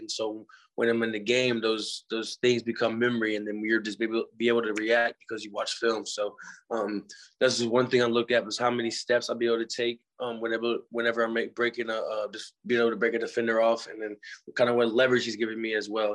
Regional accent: Missouri, United States; I was a hometown kid

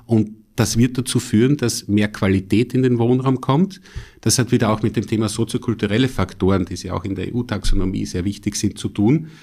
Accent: Styria, Austria; als Steirer

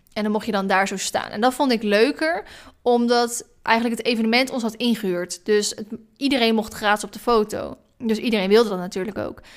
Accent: Maassluis, South Holland, Netherlands; moved away as an adult; also born or lived in Vlaardingen / Dronten; now in Ede, Netherlands; Ik ben geboren officieel in Vlaardingen. Ik heb 19 jaar van mijn leven in sluis gewoond. Dat is een stadje eh, tussen Hoek van Holland en Rotterdam in.

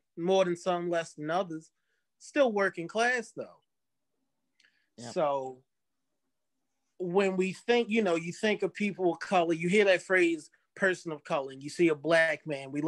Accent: Dundalk, Maryland, United States; growing up in Dundalk and hanging out with just all types of people

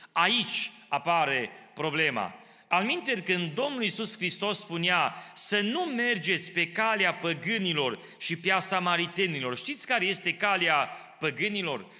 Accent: Romania; now in Kitchener, Canada; așa am crescut noi în România

